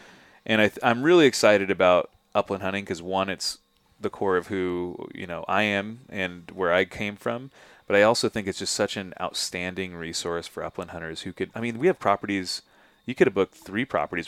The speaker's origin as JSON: {"language": "English", "region": "Southern California", "country": "United States", "tie": "born or raised there", "said": "I grew up in Southern California."}